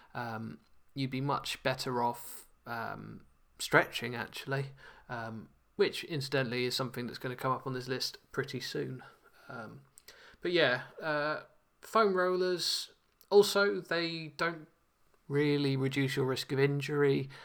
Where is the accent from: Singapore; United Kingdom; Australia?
United Kingdom; London; now in Nottingham, United Kingdom; as a Londoner